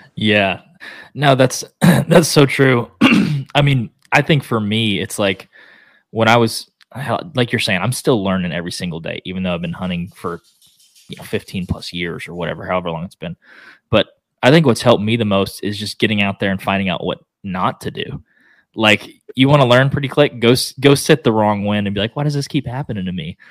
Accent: Oklahoma, United States; now in Texas, United States; I live in Texas now but I'm from Oklahoma

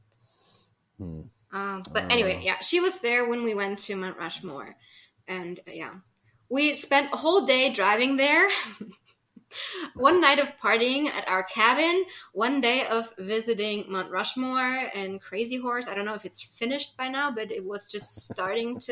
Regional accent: Germany; born or raised there; also born or lived in Saint Charles, United States

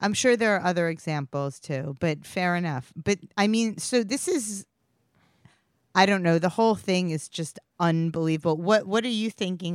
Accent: New York City, New York, United States; I grew up in Queens and as a teenager, I used to force my poor immigrant Israeli mother to listen to him on the way to school

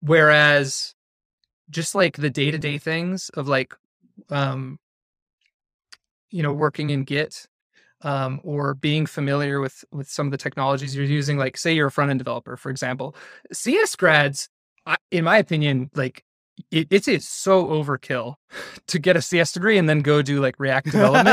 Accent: Utah, United States; I'm from Northern Utah. I have a wife and a daughter.

